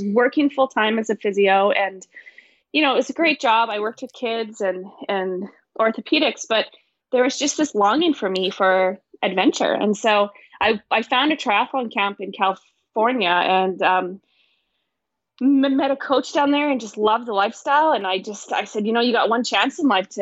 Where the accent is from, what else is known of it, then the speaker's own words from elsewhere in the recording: northern British Columbia, Canada; moved away as an adult; also born or lived in Missouri; my hometown, which is way up north in BC